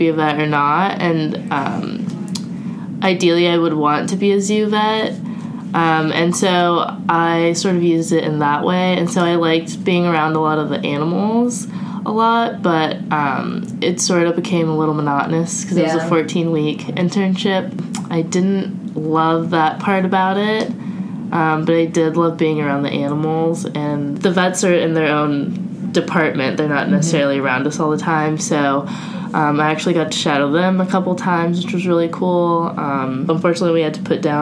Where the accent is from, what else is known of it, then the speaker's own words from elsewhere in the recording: California, United States; moved away as an adult; also born or lived in North Carolina; I was from California